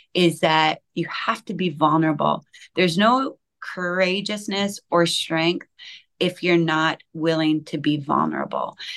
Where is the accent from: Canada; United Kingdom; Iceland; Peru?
Canada; I'm Canadian